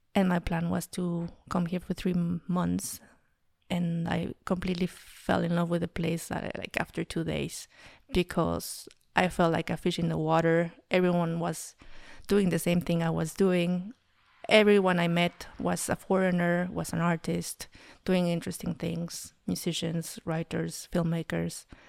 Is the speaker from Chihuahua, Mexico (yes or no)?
no; Mexico City, Mexico; moved away as an adult; now in Berlin, Germany; I was raised in Mexico City